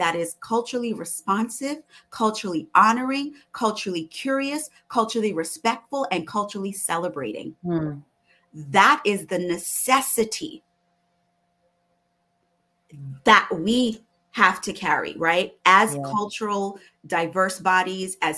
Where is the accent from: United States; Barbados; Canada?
Barbados; moved away; also born or lived in West Indies; my cultural identity as a Barbadian woman, as an immigrant